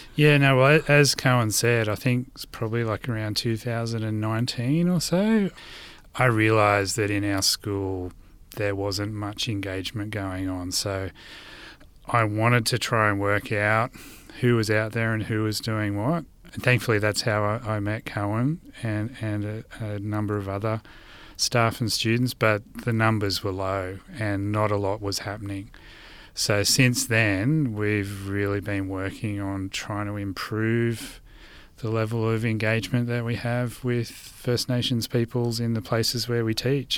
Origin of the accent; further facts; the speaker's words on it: Blue Mountains, New South Wales, Australia; moved away as an adult; now in southeast Queensland, Australia; I grew up in Gundungurra and Doorag country in what's also known today as the Blue Mountains.